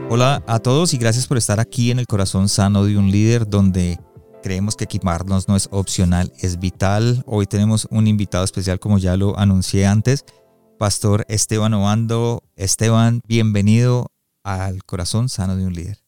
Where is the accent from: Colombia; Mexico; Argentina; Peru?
Colombia; now in Calgary, Canada; yo soy colombiano